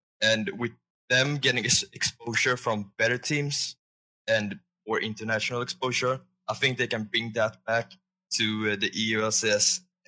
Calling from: Sweden; I'm calling from Sweden.

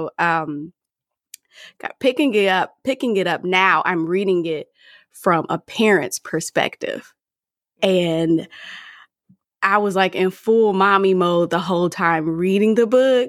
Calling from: Washington, District of Columbia, United States; I come to you from the Washington, D.C. metro area, and I am an engineer by day.

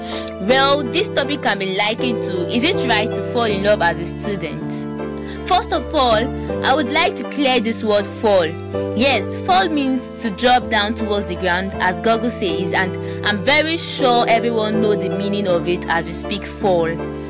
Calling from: Lagos, Nigeria; I'm speaking right from Lagos.

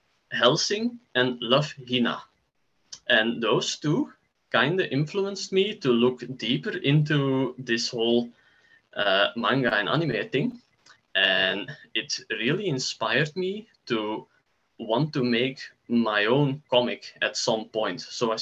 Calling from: Belgium; I'm joining you from Belgium.

